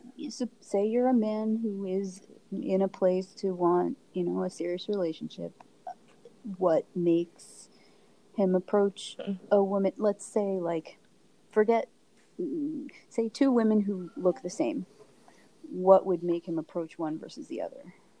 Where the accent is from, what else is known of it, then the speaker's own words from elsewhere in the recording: United States; I was born in America